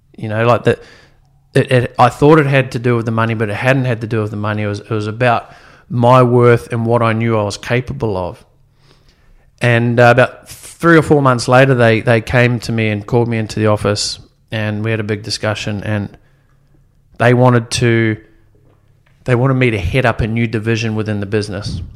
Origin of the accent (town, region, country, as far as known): New Zealand; born or raised there; also born or lived in Sydney, Australia / Gosford, Australia; now in Gold Coast, Australia